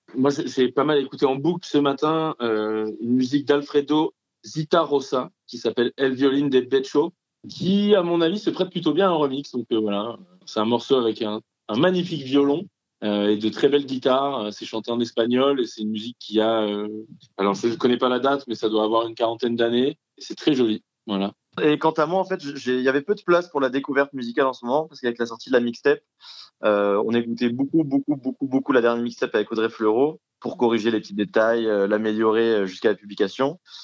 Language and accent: French; Aix-en-Provence, Provence-Alpes-Côte d'Azur, France; on vient pour, les, pour deux tiers, c'est-à-dire Pierre et moi, du sud de la France. Et on était au collège ensemble à Aix-en-Provence